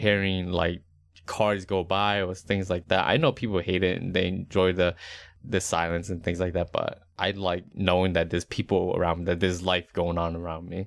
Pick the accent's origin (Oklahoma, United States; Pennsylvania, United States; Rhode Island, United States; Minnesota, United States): Rhode Island, United States; moved away; also born or lived in Charlotte, North Carolina; growing up in Rhode Island, like, the suburbs wasn't really the suburbs